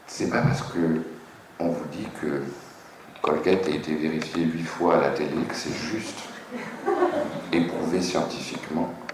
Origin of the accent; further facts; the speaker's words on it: France; je suis un Français